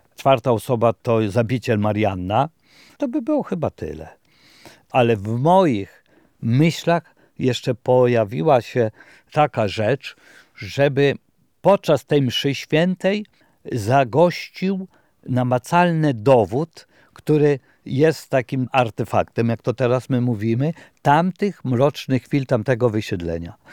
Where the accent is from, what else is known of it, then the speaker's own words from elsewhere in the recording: Deszkowice, Lublin Voivodeship, Poland; moved away; mojej rodzinnej wioski